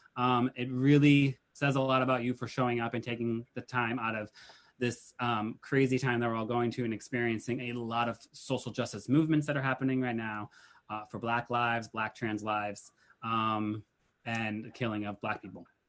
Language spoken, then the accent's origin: English; Massachusetts, United States; I'm from Massachusetts